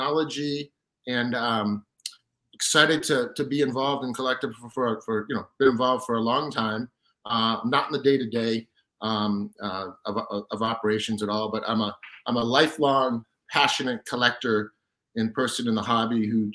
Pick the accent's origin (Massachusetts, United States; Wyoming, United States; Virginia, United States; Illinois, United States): Massachusetts, United States; right outside of Boston; having grown up right outside of Boston